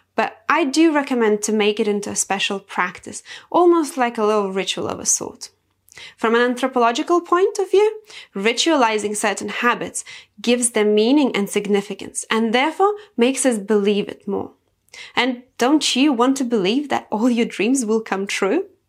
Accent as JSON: {"language": "English", "country": "Lithuania", "tie": "born or raised there", "said": "I come from Lithuania, and in Lithuania, we are very closely connected to nature. So I've been cultured that way my whole life."}